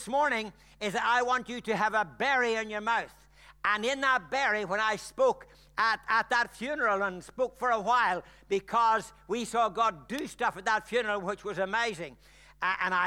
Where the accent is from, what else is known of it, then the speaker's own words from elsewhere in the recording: Ireland; I'm Irish